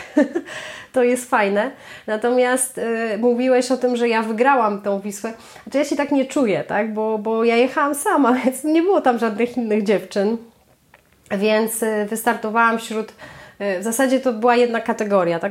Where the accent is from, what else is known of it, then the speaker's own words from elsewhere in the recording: Masovian Voivodeship, Poland; z Mazowszem, tak? To, jest moje, to są moje rodzinne strony.